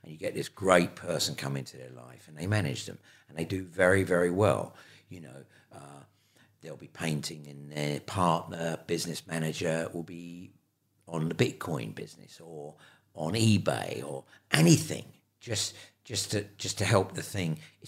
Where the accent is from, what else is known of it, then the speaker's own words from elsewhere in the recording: Ireland; you know, I'm Irish and I love Ireland. Ireland is a beautiful, beautiful country.